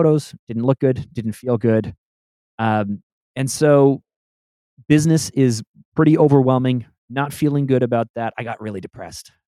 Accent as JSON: {"language": "English", "country": "Canada", "also_born_or_lived": "Toronto", "said": "I'm Canadian. I'm in Toronto"}